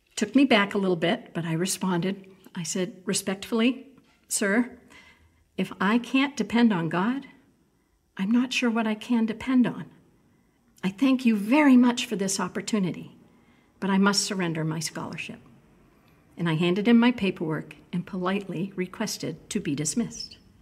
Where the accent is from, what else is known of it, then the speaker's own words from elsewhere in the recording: New England, United States; moved away as an adult; growing up in New England